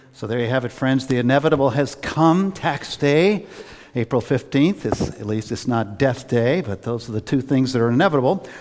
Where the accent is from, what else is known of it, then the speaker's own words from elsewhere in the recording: Worcester, Massachusetts, United States; I've always lived in Massachusetts, except for a short time when I was at seminary. I grew up in Worcester